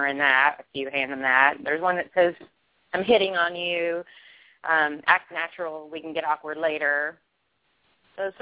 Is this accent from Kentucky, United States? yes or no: yes; Kentucky, United States; I'm from Kentucky.